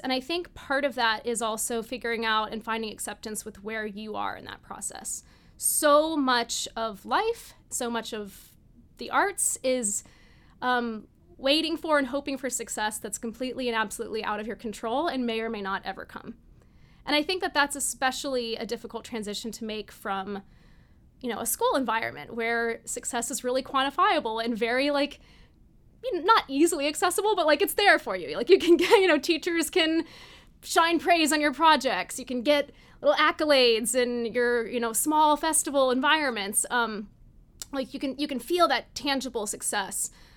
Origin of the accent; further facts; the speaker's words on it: Tennessee, United States; moved away; also born or lived in New York; people that I knew back in my hometown in Tennessee